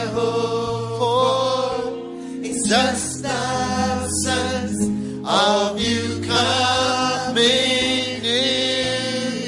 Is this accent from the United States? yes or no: no; Ghana; moved away as an adult; now in London, United Kingdom; But as soon as I was born, I was taken to Ghana. And I've been there all my life.